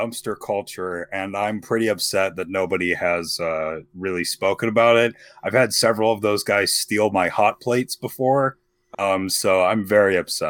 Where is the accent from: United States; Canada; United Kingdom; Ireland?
Ireland; I am Irish.